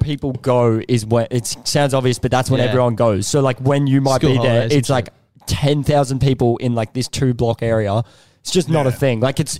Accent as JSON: {"language": "English", "town": "Brisbane", "region": "Queensland", "country": "Australia", "tie": "born or raised there", "lives_now": "Sunshine Beach, Australia", "said": "I'm from Brisbane, grew up in Milton, but recently, within the last like 2 months, I've moved up back home to Sunshine Beach. Same postcode as Noosa."}